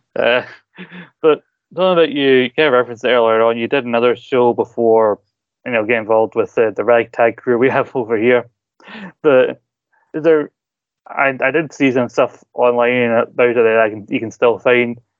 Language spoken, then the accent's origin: English; Scotland, United Kingdom; I'm from Scotland